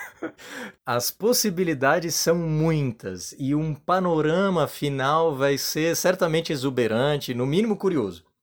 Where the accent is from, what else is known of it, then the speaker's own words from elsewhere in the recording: Florianópolis, Santa Catarina, Brazil; also born or lived in Padua, Italy; sou manezinho da ilha aqui de Floripa